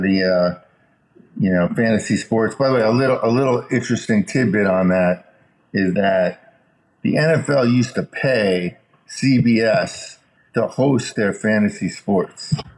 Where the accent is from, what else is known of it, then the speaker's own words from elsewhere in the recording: Chicago, Illinois, United States; I was born in Chicago, so I really like the White Sox